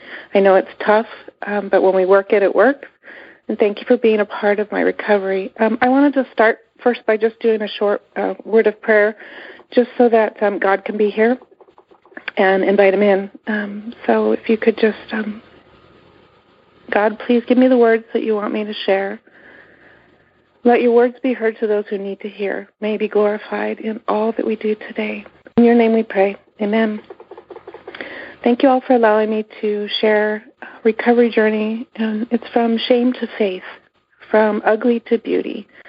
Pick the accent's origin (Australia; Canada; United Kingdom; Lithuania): Canada; now in United States; Growing up, my family was a typical American family, except we're Canadian. So we moved from Canada to the United States